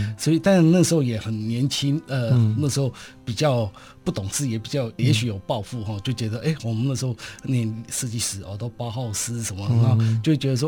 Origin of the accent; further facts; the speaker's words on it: Taipei, Taiwan; 对对对，okay, 台北市。等于从小就在台北市。